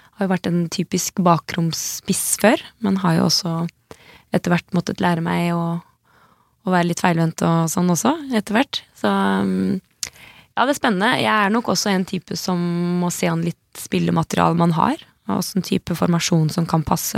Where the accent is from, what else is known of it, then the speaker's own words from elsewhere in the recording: Slemmestad, Buskerud, Norway; jeg er fra Buskerud. Eh, Slemmestad. Det er ikke så langt fra Drammen